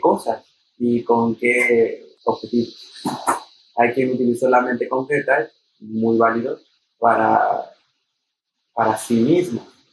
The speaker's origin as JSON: {"language": "Spanish", "country": "Mexico", "said": "descubrir lo que somos como mexicanos, como latinos"}